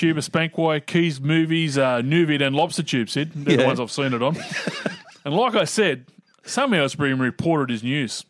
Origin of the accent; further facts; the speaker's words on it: Queensland, Australia; now in Adelaide, Australia; As a Queenslander living in Adelaide, I'm so over the pro-crow media, it's just like living in Brisbane and putting up with Broncos supporters.